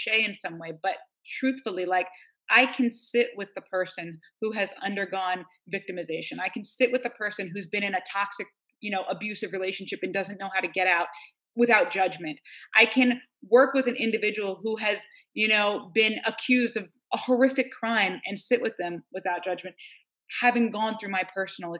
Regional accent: New York, United States; now in Northern California, United States; I'm from New York, and I live out here in Northern California, in the mountains.

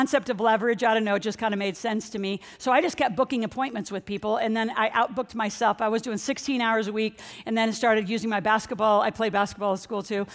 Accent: Nebraska, United States; moved away as an adult; also born or lived in New Orleans / San Francisco; Growing up in Nebraska

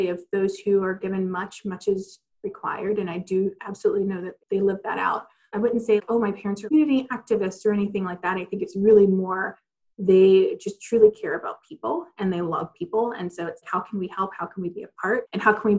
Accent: Athens, Georgia, United States; So I'm originally from Athens, Georgia, which is a college town in Georgia

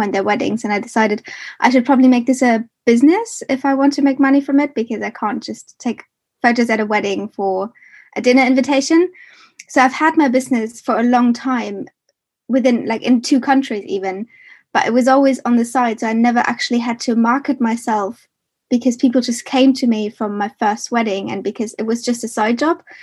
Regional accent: Germany; moved away as an adult; now in United Kingdom; I am originally from Germany, and I moved to the UK in 2014

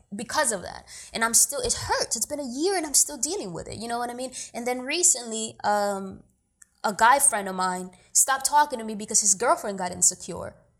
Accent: New York City, New York, United States; also born or lived in Dominican Republic; I was born in Dominican Republic, but I grew up in New York

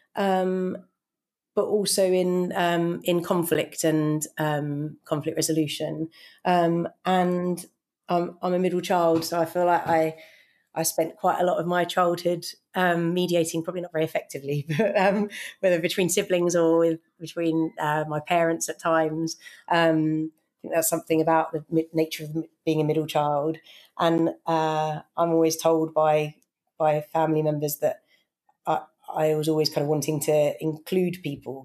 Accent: United Kingdom; I grew up in just outside London

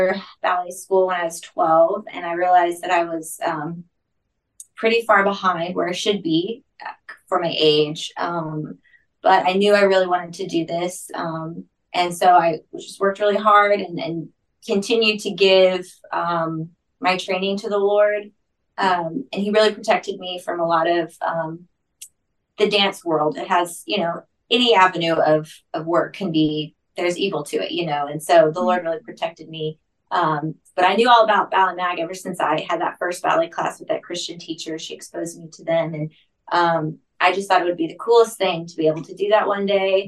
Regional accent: California, United States; now in Jackson, United States; growing up in California, I started dance when I was, I think, 9

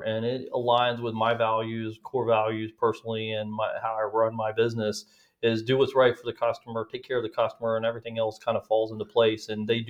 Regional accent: Texas, United States; also born or lived in California; So originally, I was born in California. My father was military and spent most of my childhood growing up in Texas, West Texas, or Dallas, and spent a lot of summers out in West Texas.

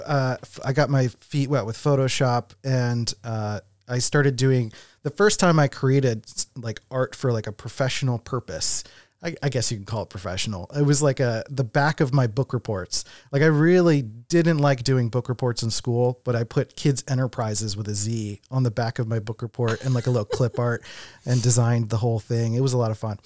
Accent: Philadelphia, Pennsylvania, United States; also born or lived in West Coast; now in Rochester, United States; I'm from Philadelphia, and then I lived on the West Coast for seven years

